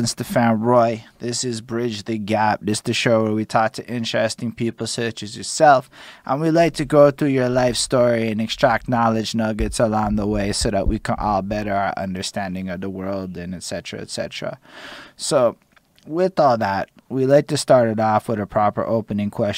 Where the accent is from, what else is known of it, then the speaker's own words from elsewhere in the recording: Montreal, Quebec, Canada; when I'm like 5 years old growing up in Montreal's and whatnot, I can remember being in Côte Saint-Luc